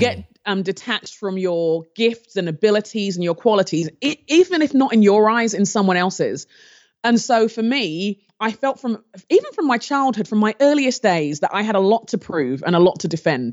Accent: London, United Kingdom; moved away; also born or lived in Nigeria; I grew up in London in the, um, I was born in the seventies, and the time where I was growing up in London, there was a lot of racial tension

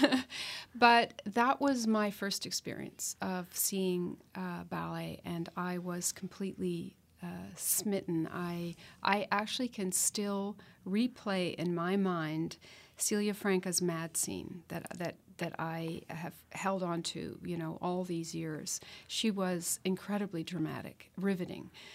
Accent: Ancaster, Ontario, Canada; growing up in Ancaster outside of Hamilton in the fifties

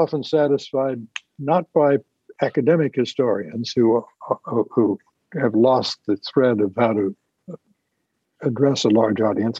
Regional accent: Illinois, United States; Again, I'm from Central Illinois, Lincoln Country

